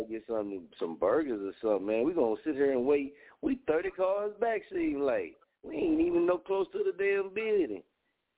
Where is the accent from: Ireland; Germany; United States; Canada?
United States; Muskogee, Oklahoma; also born or lived in Wichita, Kansas; I'm from Oklahoma, man. You dig? And I was in Kansas, man, in Wichita before I moved back to Muskogee